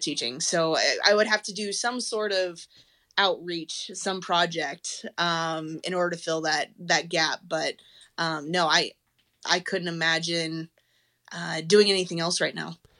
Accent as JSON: {"language": "English", "region": "Colorado", "country": "United States", "tie": "born or raised there", "moved": "as an adult", "lives_now": "Texas, United States", "said": "I growing up in Colorado"}